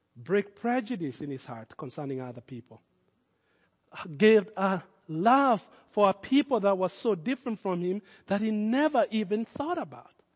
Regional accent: Kenya; accent: Kenyan; my Kenyan accent.

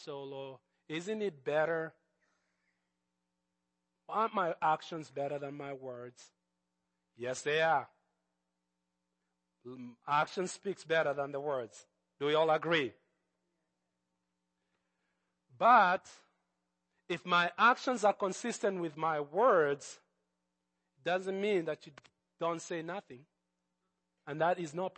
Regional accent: Nairobi, Kenya; when Jesus came into my life as a teenager, growing up in Nairobi

